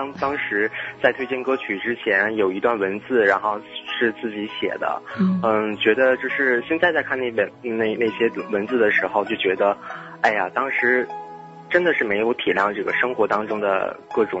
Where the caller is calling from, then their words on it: Shenyang, Liaoning, China; 千里共良宵的听众朋友们，大家晚间时光快乐！我是来自于辽宁沈阳的 … ，非常高兴能够在节目当中与大家聊聊我的心情。